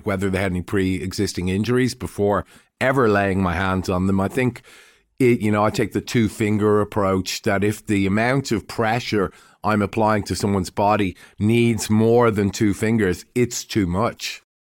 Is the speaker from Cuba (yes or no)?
no; Dublin, Leinster, Ireland; now in Melbourne, Australia; I'm Irish and, uh, I was born in Dublin